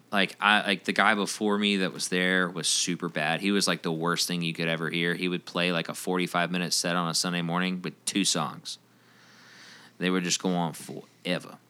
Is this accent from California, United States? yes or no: no; Roswell, Georgia, United States; I grew up in Roswell, downtown Roswell area